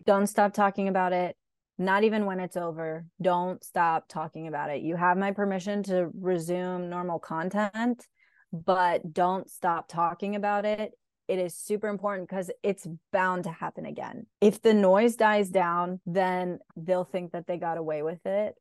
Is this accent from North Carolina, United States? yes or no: yes; Raleigh, North Carolina, United States; I'm from Raleigh, North Carolina. Mm-hmm. Where are you really from? And I'd be like, Raleigh, North Carolina. I was born here